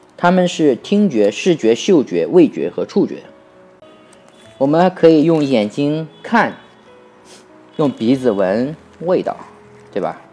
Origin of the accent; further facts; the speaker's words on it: China; 我们中国人